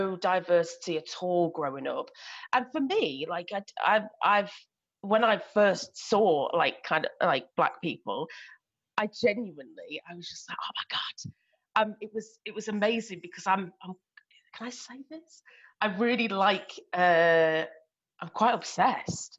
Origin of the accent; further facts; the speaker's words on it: York, Yorkshire and the Humber, United Kingdom; So I was brought up in Yorkshire, in York